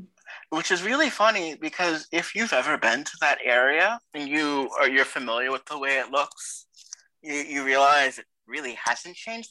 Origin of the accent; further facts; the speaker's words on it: New York, United States; I am a New Yorker.